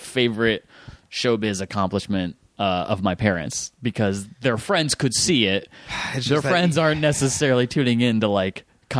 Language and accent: English; Fairfax, Virginia, United States; Fairfax, Virginia.